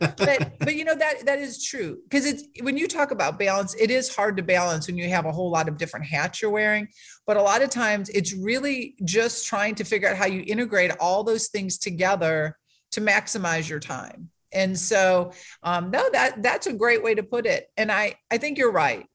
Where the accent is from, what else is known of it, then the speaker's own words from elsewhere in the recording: Ohio, United States; moved away as an adult; now in South Carolina, United States; I was born and raised in Ohio, but I got here as quick as I could.